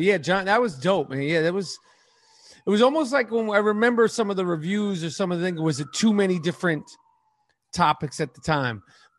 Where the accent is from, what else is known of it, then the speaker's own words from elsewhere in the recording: New York City, New York, United States; New York City, born and raised in New York City.